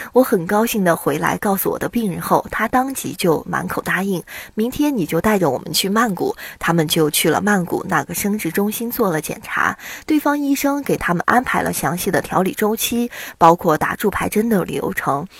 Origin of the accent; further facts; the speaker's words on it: China; 我们是中国的公民